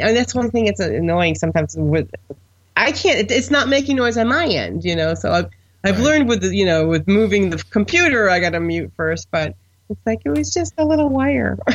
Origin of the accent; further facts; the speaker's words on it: Buffalo, New York, United States; I'm the only person from a large metropolitan area that has no interest in baseball because I'm from Buffalo